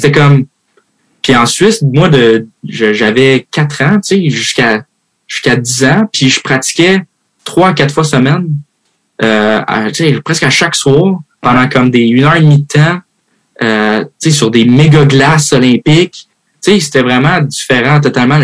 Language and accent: French; Terrebonne, Quebec, Canada; accent: Québécois; moved away as an adult; also born or lived in Houston, Texas / Switzerland / Mascouche / Michigan; j'ai grandi à Mascouche, après, j'ai grandi à Terrebonne